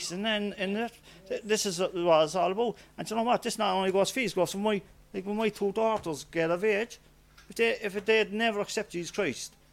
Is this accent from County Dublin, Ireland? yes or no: no; Knocknaheeny, County Cork, Ireland; even though I was from Knocknaheeny, I used to go to the Gurranabraher Church.